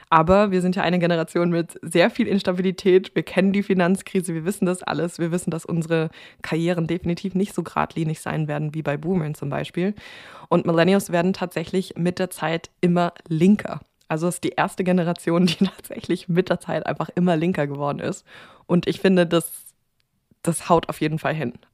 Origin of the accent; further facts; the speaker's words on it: United States; also born or lived in Germany; weil ich ja als Amerikanerin in Deutschland gelebt habe